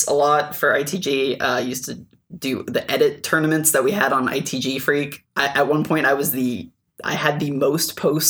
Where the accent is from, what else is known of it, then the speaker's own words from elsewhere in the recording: Fresno, California, United States; I'm from Fresno, California.